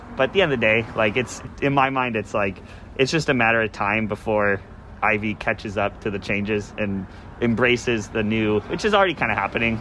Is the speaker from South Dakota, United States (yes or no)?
no; Chicago, Illinois, United States; now in Isla Vista, United States; I grew up in the Midwest. I grew up in Chicago